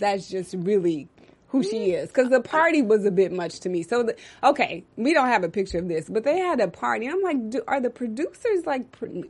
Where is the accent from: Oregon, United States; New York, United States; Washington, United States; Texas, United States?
Texas, United States; I'm from Texas. That's what we say.